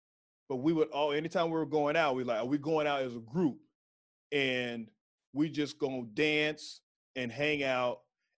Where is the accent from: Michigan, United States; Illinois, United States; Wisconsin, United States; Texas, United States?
Texas, United States; So I was from Texas.